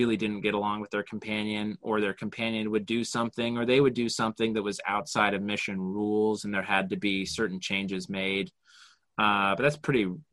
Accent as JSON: {"language": "English", "town": "Orem", "region": "Utah", "country": "United States", "tie": "born or raised there", "said": "I grew up in Orem"}